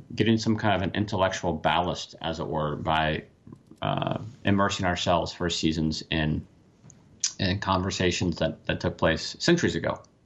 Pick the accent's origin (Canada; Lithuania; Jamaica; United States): United States; Washington; moved away as an adult; now in Pennsylvania, United States; Washington State, and now I'm, now I'm across the country in P